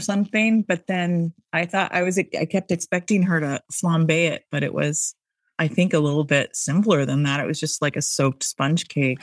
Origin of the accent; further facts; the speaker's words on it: Seattle, Washington, United States; now in Boston, United States; I'm from Seattle